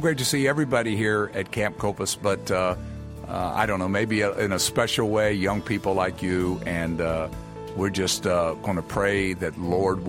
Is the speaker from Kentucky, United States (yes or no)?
yes; Kentucky, United States; my home state of Kentucky